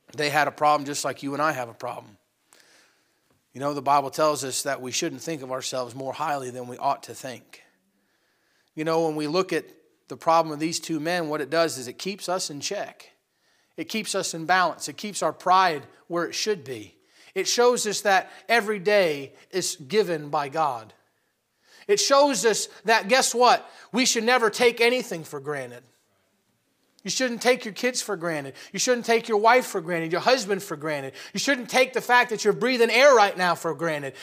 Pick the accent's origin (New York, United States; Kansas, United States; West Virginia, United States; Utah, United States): New York, United States; upstate; we live in a small town in upstate New York. Uh, not a whole lot of people making it big from the small pool that is, uh, Bruston, Moira, or Malone, New York